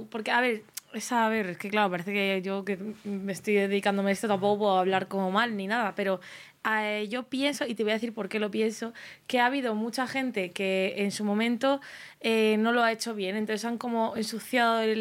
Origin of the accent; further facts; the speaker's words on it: Madrid, Community of Madrid, Spain; yo soy de Madrid, pero a mí me